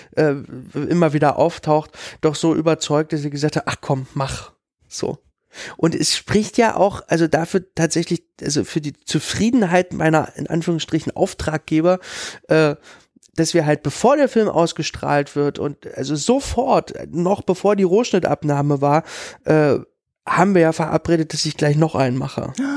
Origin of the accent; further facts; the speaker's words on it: Berlin, Germany; ich komme ja aus Lichtenberg